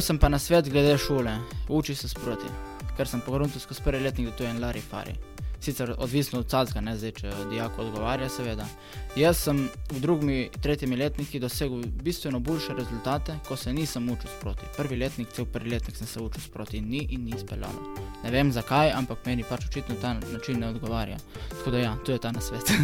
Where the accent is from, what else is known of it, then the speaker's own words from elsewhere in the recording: Kal pri Pivki, Slovenia; prihajam iz Kala pri Pivki